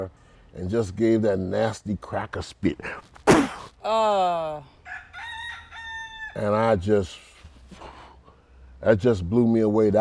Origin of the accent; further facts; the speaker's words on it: Key West, Florida, United States; growing up in Key West was, it just always felt normal